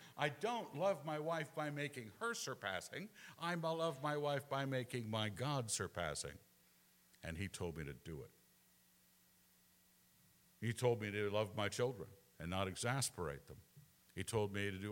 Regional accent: Scotland, United Kingdom; moved away; I'm still a Scot

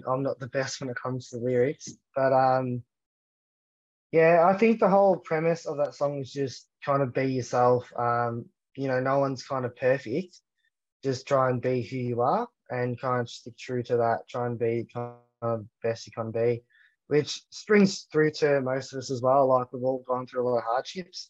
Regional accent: Australia

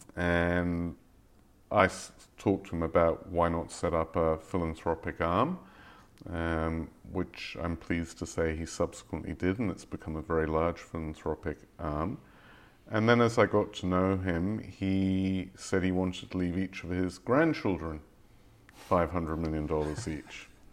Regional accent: England, United Kingdom; moved away; I grew up in England

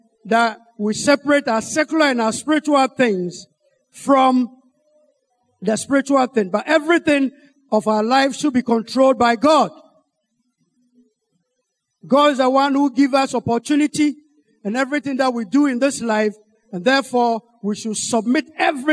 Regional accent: Ghana; I'm from Ghana

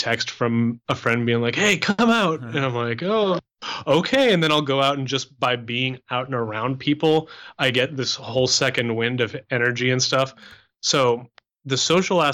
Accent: Canada; moved away; I'm Canadian. I grew up speaking French

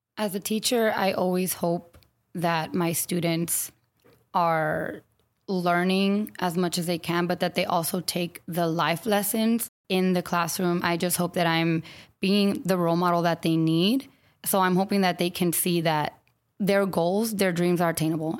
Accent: San Antonio, Texas, United States; now in Austin, United States; I grew up in San Antonio

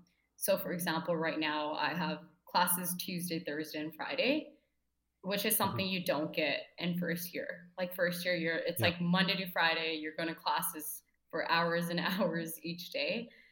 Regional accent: Abbotsford, British Columbia, Canada; moved away as an adult; And growing up in Abbotsford my entire life, I was initially hesitant and fearful to move out

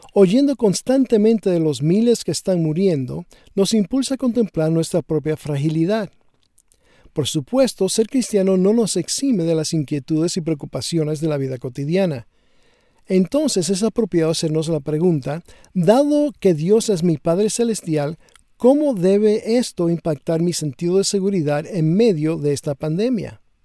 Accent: Dominican Republic; Cuando era niño viviendo en la República Dominicana

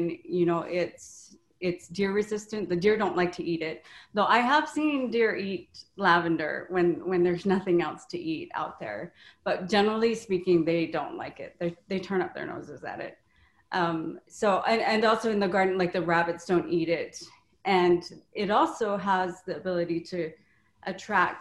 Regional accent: Hawaii, United States; also born or lived in St. Louis; now in Wisconsin, United States; I'm originally from Hawaii

